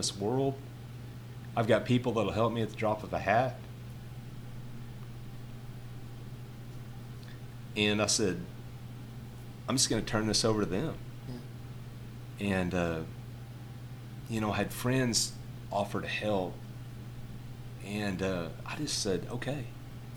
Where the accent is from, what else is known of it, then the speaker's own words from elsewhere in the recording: San Angelo, Texas, United States; now in Miles, United States; I grew up in San Angelo, and went to high school in Wall, which is a little town right outside of San Angelo